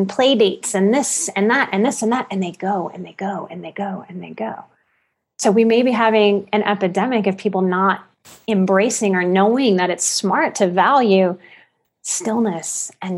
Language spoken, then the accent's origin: English; New Orleans, Louisiana, United States; the abuse of my childhood and growing up in New Orleans